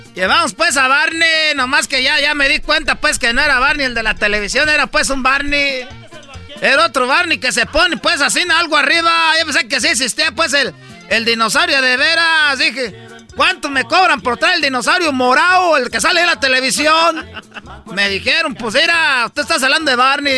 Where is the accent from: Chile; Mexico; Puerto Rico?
Mexico; Michoacán; yo pues vengo de Michoacán y a mí me tienen envidia pues todos porque soy de Michoacán